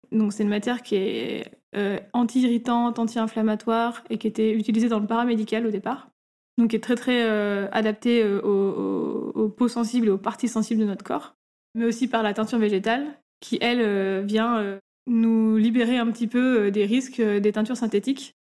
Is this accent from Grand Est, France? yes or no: no; Grenoble, Auvergne-Rhône-Alpes, France; moved away as an adult; also born or lived in Paris; now in Marseille, France; D'origine, on est grenobloise